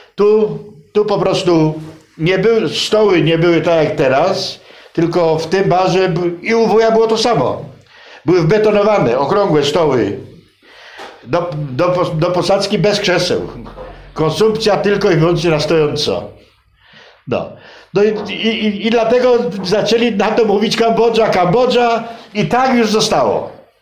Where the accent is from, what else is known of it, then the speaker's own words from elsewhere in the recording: Poland; ja się urodziłem i wychowałem na ulicy Wolności